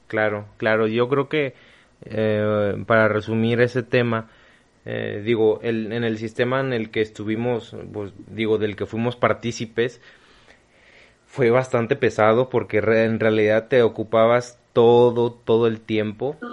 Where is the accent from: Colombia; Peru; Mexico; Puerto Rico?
Mexico; Somos mexicanos